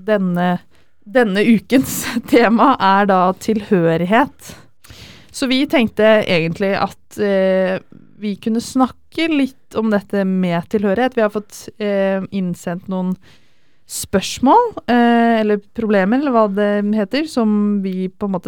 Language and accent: Norwegian; Fredrikstad, Østfold, Norway; Jeg er også fra Fredrikstad.